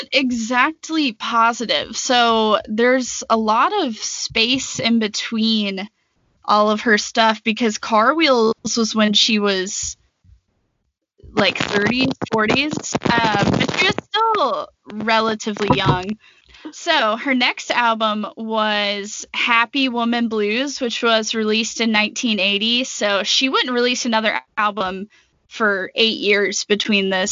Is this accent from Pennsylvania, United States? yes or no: no; Jackson, Mississippi, United States; I grew up in Jackson, Mississippi